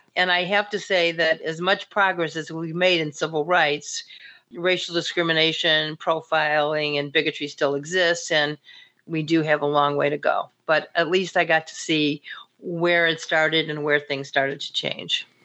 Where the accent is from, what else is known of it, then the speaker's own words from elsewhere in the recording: the North, United States; somebody like myself, also growing up in the North